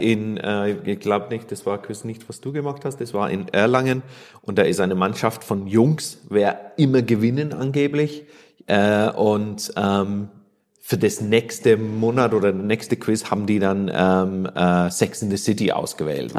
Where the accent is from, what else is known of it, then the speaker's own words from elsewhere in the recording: Ireland; German is a second language; moved away as an adult; also born or lived in Barcelona, Spain / Kraków, Poland / Macedonia / Bilbao, Spain; now in Nuremberg, Germany; nicht mehr in Irland lebe, wohne